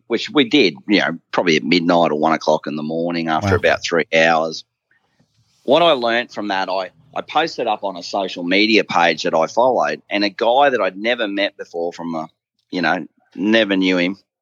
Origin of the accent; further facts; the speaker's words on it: Bundaberg, Queensland, Australia; I grew up in Bundaberg